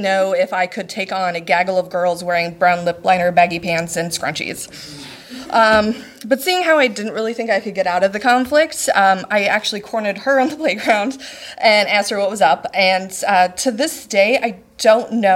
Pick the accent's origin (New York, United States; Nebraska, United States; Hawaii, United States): Nebraska, United States; I'm actually from Nebraska.